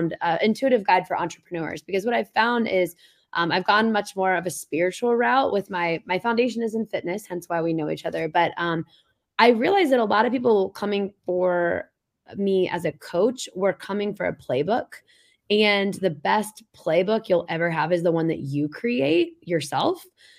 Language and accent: English; Indianapolis, Indiana, United States; also born or lived in Boston; now in New Hampshire, United States; I'm from Indianapolis originally, never planned on living anywhere outside of the Midwest, spent 6 years in Boston. Now I'm here in New Hampshire